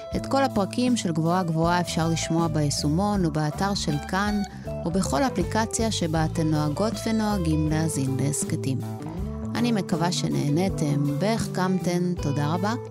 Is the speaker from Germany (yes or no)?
no; Argentina; now in Israel; ששנינו נולדנו בארגנטינה